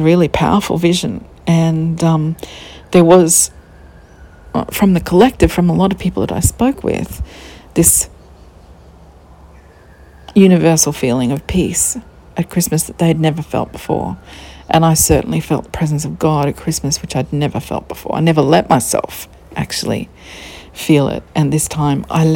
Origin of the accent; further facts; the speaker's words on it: Queensland, Australia; We're from Queensland